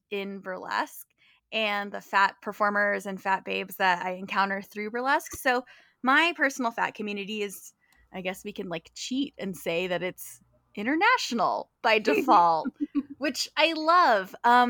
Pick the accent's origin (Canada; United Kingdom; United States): United States; California; At heart, I am a California girl. I'm originally from California. And so I'm a Midwest transplant.